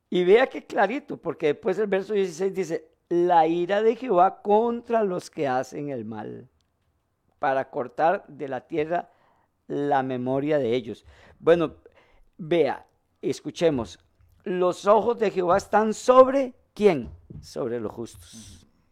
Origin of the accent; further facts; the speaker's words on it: Costa Rica; como decimos aquí en Costa Rica